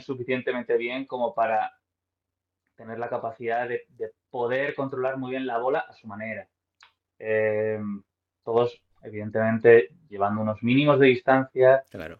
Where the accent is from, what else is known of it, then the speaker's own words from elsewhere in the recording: Madrid, Community of Madrid, Spain; yo soy de Madrid, tengo 34 años